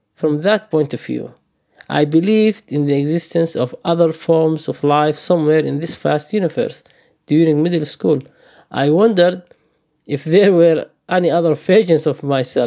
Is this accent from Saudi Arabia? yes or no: yes; Saudi Arabia; moved away as an adult; also born or lived in Somalia; now in Melbourne, Australia; I was born in Somalia, and I fled the country with my family due to the civil war. I grew up in the Middle East in Saudi Arabia, and I moved to Melbourne 4 years ago.